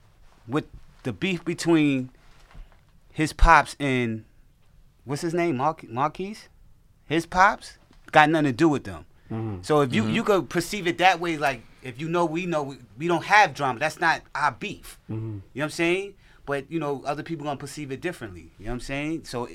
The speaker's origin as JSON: {"language": "English", "region": "the South", "country": "United States", "said": "you from the South, I'm from the South."}